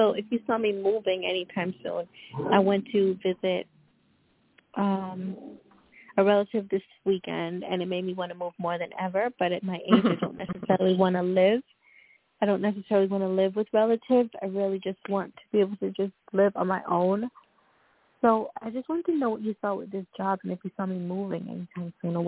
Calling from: Long Island, New York, United States; I'm calling from Long Island, New York.

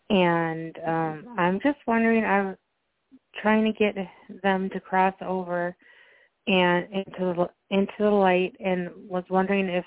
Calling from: Minnesota, United States; calling from Minnesota.

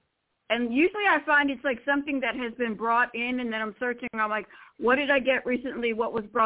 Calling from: Florida, United States; from Florida.

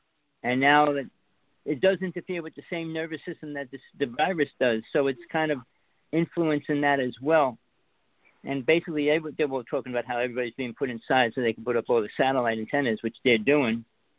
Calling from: Hawaii, United States; Greetings. … here. I'm calling from the Big Island.

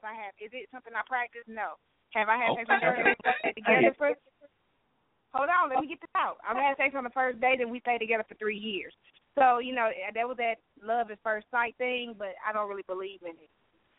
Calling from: Milwaukee, Wisconsin, United States; calling from Milwaukee.

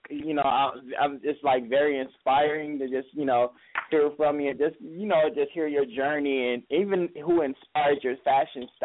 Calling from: Los Angeles, California, United States; I'm calling from Hollywood, California

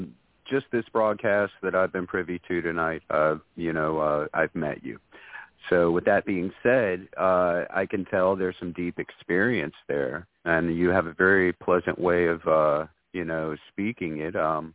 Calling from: Winyah Bay, South Carolina, United States; I'm calling from Winyaw Bay, South Carolina.

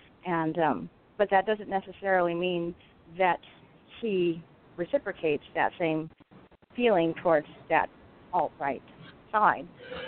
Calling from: Southern California, United States; I'm calling from Southern California.

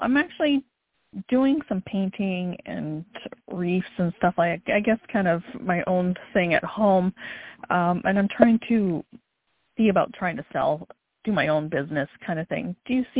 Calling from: North Carolina, United States; I'm calling from North Carolina.

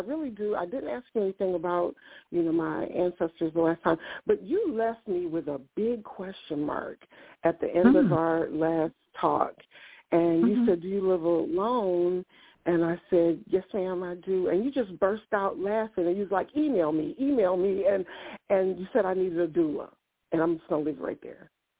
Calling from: Ohio, United States; I am calling from Ohio.

